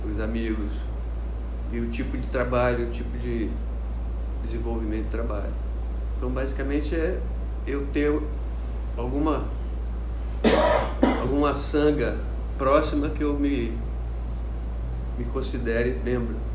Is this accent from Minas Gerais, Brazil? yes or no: no; Rio de Janeiro, Brazil; aqui no Brasil, aqui na, onde eu fui criado, aqui no Rio de Janeiro